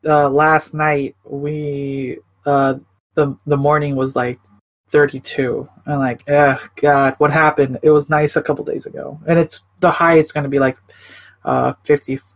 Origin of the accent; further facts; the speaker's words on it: Chicago, Illinois, United States; now in Portland, United States; I'm originally from Chicago, I moved out to Oregon. I'm, like, near the Portland area.